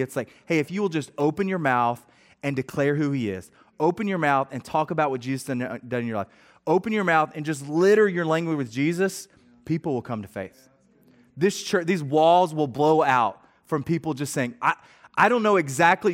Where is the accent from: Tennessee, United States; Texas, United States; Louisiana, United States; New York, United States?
Tennessee, United States; Middle; I grew up in Middle Tennessee